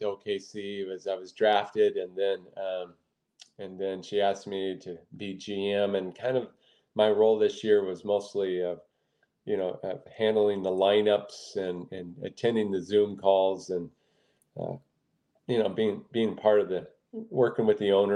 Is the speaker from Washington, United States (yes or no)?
yes; Washington, United States; I'm from Washington State